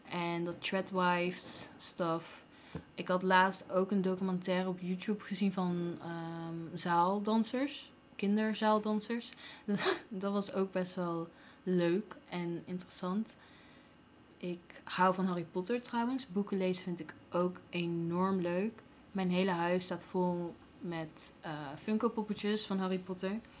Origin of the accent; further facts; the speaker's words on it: Gilze, North Brabant, Netherlands; also born or lived in Tilburg; Ehm, ik ben geboren in Tilburg, opgegroeid in Gilze. Naar school geweest, naar de middelbare school in Breda. Eh, daarna ben ik naar de Erasmus Universiteit gegaan in Rotterdam. En ik heb een Den Haagse vriend. Dus mijn accent komt echt overal vandaan.